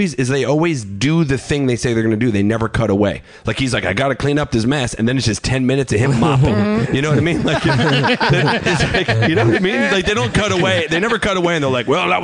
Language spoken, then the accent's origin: English; Long Island, New York, United States; Long Island